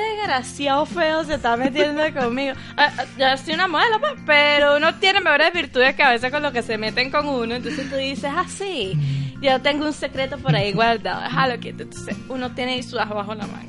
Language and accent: Spanish; Venezuela; nosotros los venezolanos